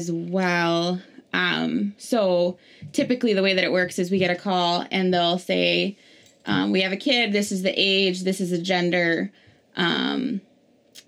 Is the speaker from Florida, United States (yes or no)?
yes; Miami, Florida, United States; moved away as an adult; now in St. Paul, United States; I'm originally from Miami, Florida, the community down there. Moved up here to do St. Paul's outreach, gap year, and then haven't gone back